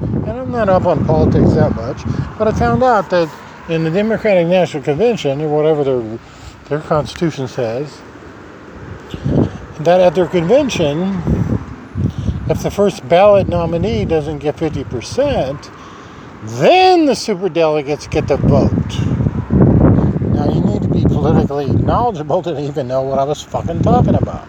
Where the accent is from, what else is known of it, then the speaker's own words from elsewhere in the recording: Nebraska, United States; This is my home state.